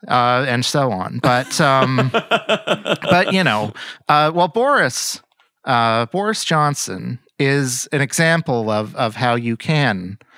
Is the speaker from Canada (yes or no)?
yes; Toronto, Ontario, Canada; I'm from Toronto.